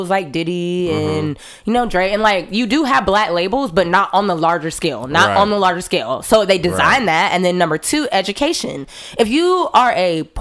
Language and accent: English; South Carolina, United States; moved away as an adult; now in Los Angeles, United States; growing up in South Carolina